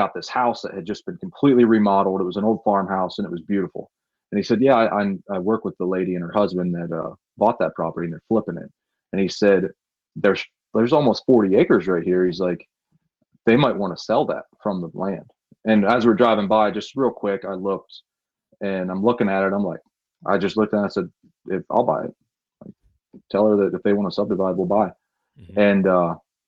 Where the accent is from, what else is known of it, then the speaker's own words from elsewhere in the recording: Williamsport, Pennsylvania, United States; I'm from Williamsport